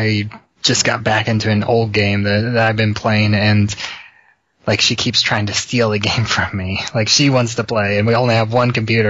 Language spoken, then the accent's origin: English; Illinois, United States; I'm from Illinois.